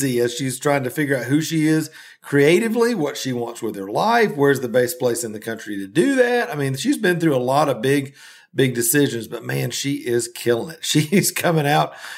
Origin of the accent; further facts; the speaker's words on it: the South, United States; We're both from the South